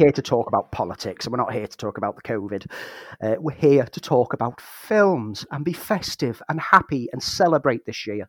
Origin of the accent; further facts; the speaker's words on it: Liverpool, North West England, United Kingdom; I was born in Liverpool